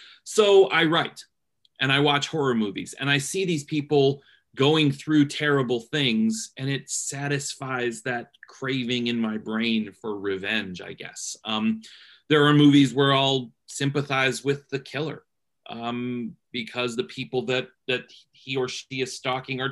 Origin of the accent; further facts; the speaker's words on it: Canton, Ohio, United States; moved away as an adult; now in Cincinnati, United States; I'm from Cleveland area, Canton, Ohio, actually. But right now I live in Cincinnati, Ohio